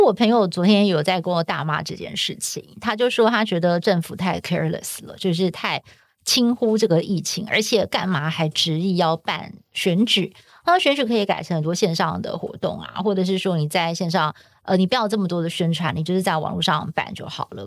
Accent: Taiwan; 我们是台湾人

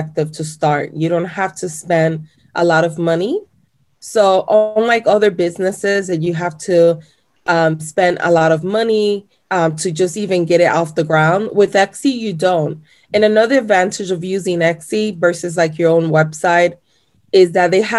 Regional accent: Chicago, Illinois, United States; English is a second language; also born or lived in Puerto Rico / Florida; my mom and my dad moved to Chicago when I was about 3 years old. And then I lived in Chicago for majority of my life

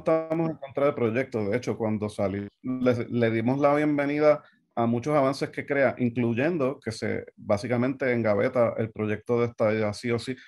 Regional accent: Puerto Rico; moved away as an adult; yo que nací, me crié en Puerto Rico y viví toda la vida allá, llevo varios años acá

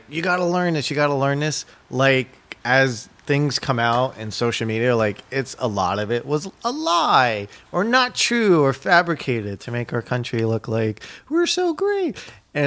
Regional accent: New York, United States; I grew up in New York

